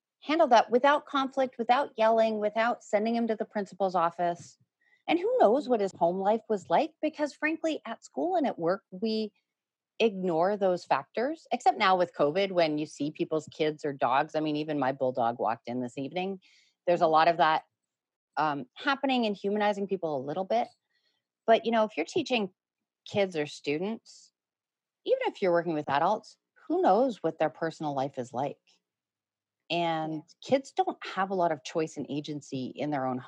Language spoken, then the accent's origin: English; Toronto, Ontario, Canada; also born or lived in United States; I'm a grade 7 student in Toronto